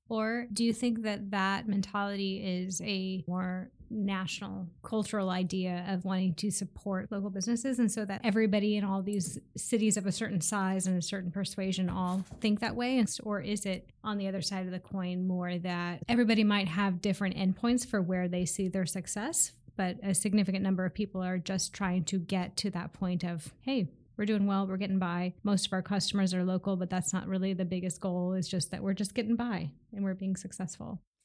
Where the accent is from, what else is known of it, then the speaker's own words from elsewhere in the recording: Seattle, Washington, United States; I live in the Old Ballard neighborhood and I grew up here in Seattle